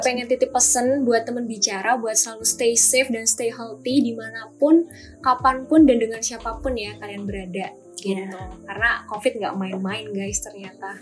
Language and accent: Indonesian; Tulungagung, East Java, Indonesia; accent: medok (Javanese); aku asalnya dari Tulungagung, dan buat yang belum tahu Tulungagung itu di mana, dia itu ada di Jawa Timur. Jadi, aku itu asli Wong Jawa dan Wong Medok ya, Rek